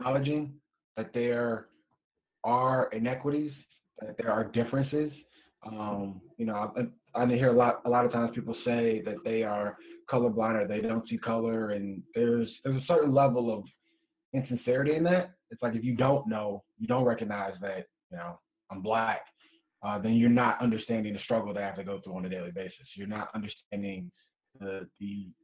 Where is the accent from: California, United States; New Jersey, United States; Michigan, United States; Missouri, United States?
Michigan, United States; Detroit; now in Philadelphia, United States; originally from Detroit, Michigan